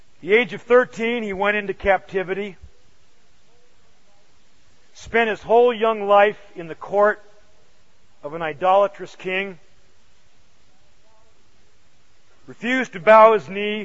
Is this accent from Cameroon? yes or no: no; United States; American Christians.